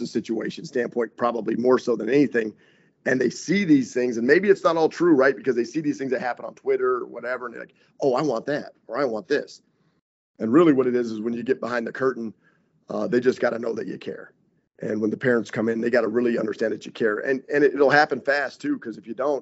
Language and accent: English; Wyoming, United States; now in Green Bay, United States; I grew up in Wyoming